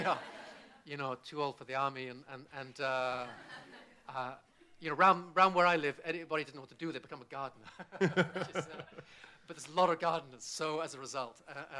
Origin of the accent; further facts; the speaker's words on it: Bristol, South West England, United Kingdom; born there; I was born in Bristol, yeah, but it's not a Bristol accent. And my father's Scots Irish. He's born in Belfast, and I've lived all over the place.